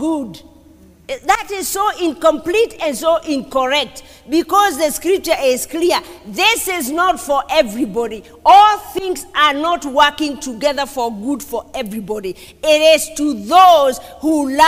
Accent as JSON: {"language": "English", "country": "Kenya", "said": "I'm a Kenyan"}